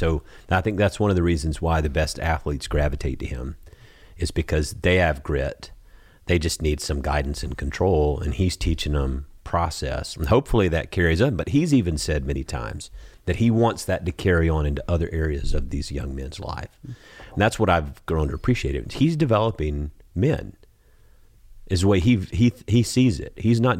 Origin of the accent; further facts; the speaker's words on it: Georgia, United States; I'm from Georgia.